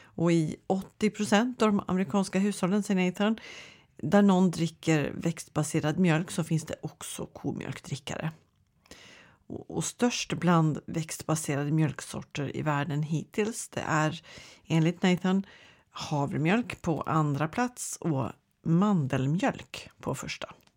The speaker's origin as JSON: {"language": "Swedish", "country": "Sweden", "said": "vi svenskar"}